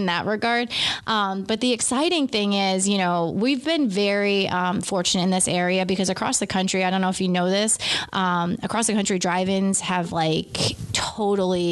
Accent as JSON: {"language": "English", "town": "Beacon", "region": "New York", "country": "United States", "said": "being from Beacon"}